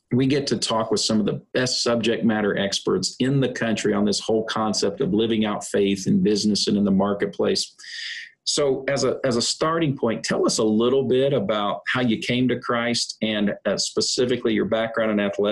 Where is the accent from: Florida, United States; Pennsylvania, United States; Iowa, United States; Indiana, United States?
Indiana, United States; I'm from Indiana